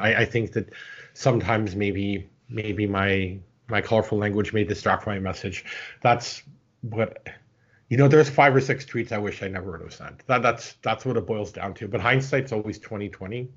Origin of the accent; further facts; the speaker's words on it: Canada; as a Canadian citizen